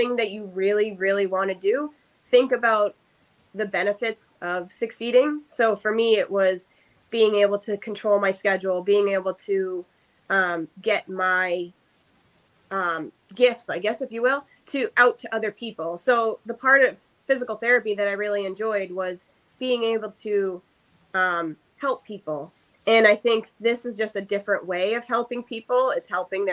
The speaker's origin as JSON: {"language": "English", "town": "Groton", "region": "Massachusetts", "country": "United States", "tie": "born or raised there", "moved": "yes", "lives_now": "Brookline, United States", "said": "I'm actually born and raised in Groton, Massachusetts, which is only 10 minutes from my current home in Brookline"}